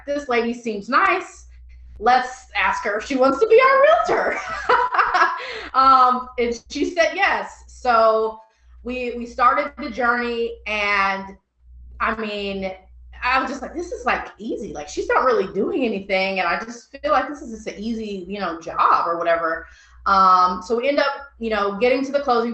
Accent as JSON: {"language": "English", "region": "Illinois", "country": "United States", "said": "I'm from Illinois, so I'm used to U of I, Illinois State, or UIC"}